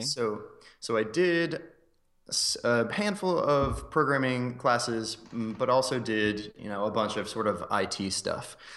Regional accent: north of Philadelphia, Pennsylvania, United States; moved away as an adult; also born or lived in Maryland / Boston / Chicago; now in Phoenix, United States; moved up to north of Philadelphia, actually, when I was around six years old. Um, so I grew up there for, uh, my whole life until I went to college

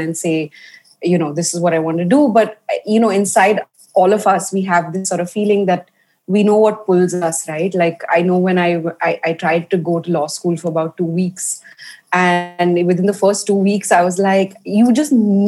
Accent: India; also born or lived in Paris; I grew up baking, and I grew up baking in India

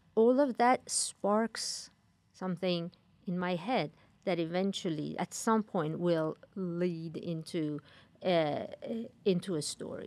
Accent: Iran; moved away; growing up in Iran

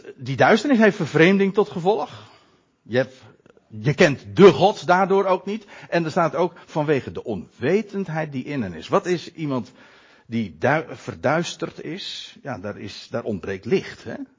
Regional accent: Netherlands; ons als Nederlanders

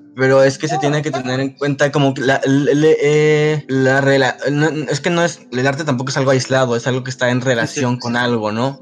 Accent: Mexico; lo que somos como consumidores en Latinoamérica, en México

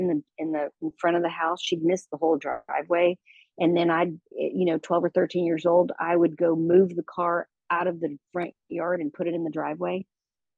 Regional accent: Texas, United States; moved away as an adult; I moved as far away from Texas as I could

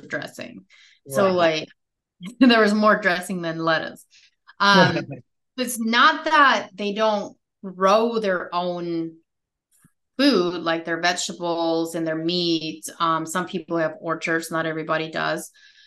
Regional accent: United States; I grew up in America

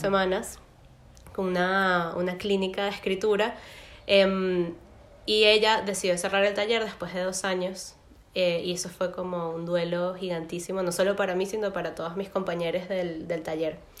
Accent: Caracas, Capital District, Venezuela; moved away as an adult; now in Berlin, Germany; vivo en Berlín, pero soy de Caracas, estudié letras en la Universidad Central de Venezuela

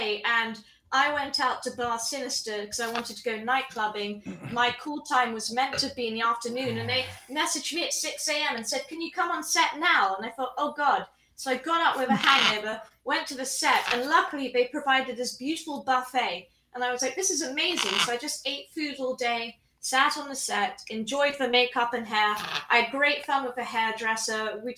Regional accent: England, United Kingdom; When I was growing up in England, my father used to work on all of the James Bond movies.

